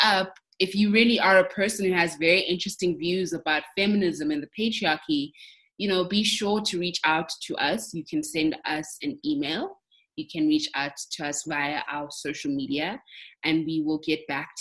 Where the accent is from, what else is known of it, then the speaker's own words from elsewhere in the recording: South Africa; we have as South African men